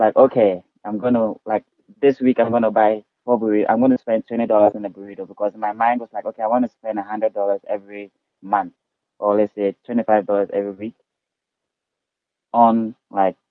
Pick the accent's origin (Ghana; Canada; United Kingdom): Ghana; moved away as an adult; now in Reno, United States; Yes, I'm from Ghana, West Africa.